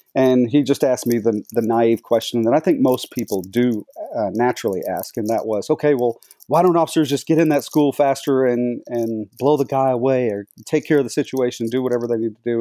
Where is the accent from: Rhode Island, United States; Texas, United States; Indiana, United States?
Texas, United States; Dallas-Fort Worth Metroplex; I was born and raised in Texas, grew up in the Dallas-Fort Worth Metroplex